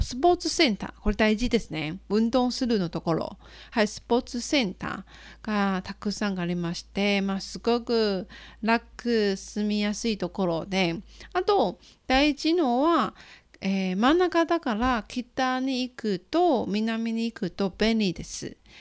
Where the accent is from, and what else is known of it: Nantou County, Taiwan; born or raised there; Japanese is a second language; moved away as an adult; also born or lived in Fukuoka, Japan; now in Taichung, Taiwan